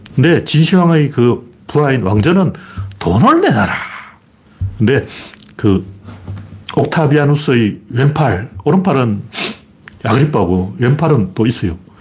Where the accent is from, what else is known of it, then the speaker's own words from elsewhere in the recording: Gyeongju, North Gyeongsang, South Korea; 제 고향 경주에서도 장난이 아니었어요.